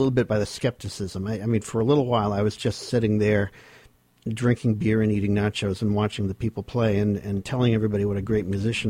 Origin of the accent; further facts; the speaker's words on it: Portsmouth, New Hampshire, United States; moved away as an adult; also born or lived in New Jersey; I'm from Portsmouth originally. My family goes way back around here.